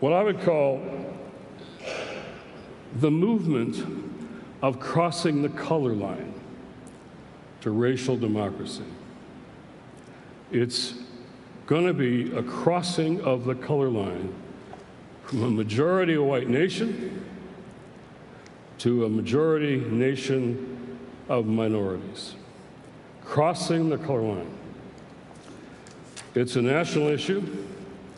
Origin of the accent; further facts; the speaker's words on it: Detroit, Michigan, United States; I grew up in Detroit, in Motor City, Motown